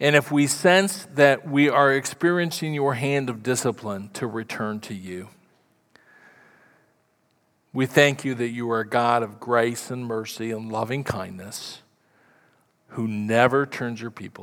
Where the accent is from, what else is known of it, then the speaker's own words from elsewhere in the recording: Council Bluffs, Iowa, United States; moved away; I grew up in Council Bluffs, Iowa. Not a nice place, but it was home.